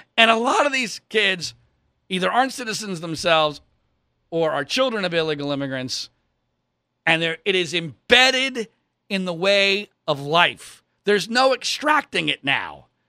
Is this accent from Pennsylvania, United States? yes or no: yes; Philadelphia, Pennsylvania, United States; I grew up in the suburbs of Philadelphia